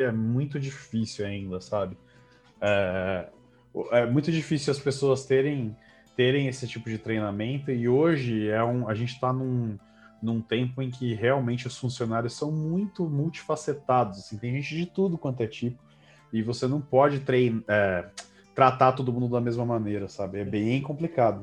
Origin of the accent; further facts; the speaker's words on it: São Carlos, São Paulo, Brazil; eu cresci em São Carlos